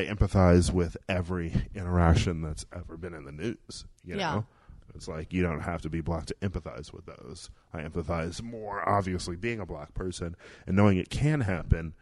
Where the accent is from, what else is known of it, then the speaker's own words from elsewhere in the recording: Milwaukee, Wisconsin, United States; moved away; I grew up in Milwaukee, Wisconsin